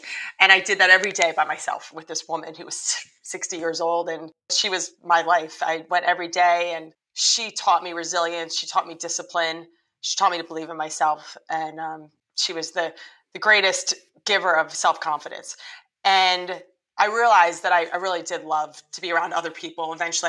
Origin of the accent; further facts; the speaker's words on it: Trenton, New Jersey, United States; born there; I moved from New Jersey. I was born in Trenton, New Jersey.